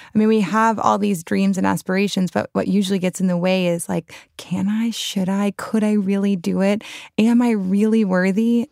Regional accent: New Orleans, Louisiana, United States; I grew up in the French Quarter, New Orleans

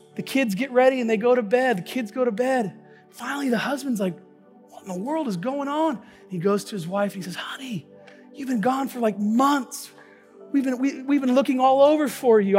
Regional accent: Tacoma, Washington, United States; the church that I grew up here in Tacoma

